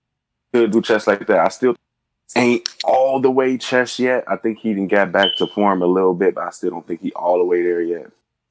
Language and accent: English; Chicago, Illinois, United States; I'm from the Midwest, from Chicago.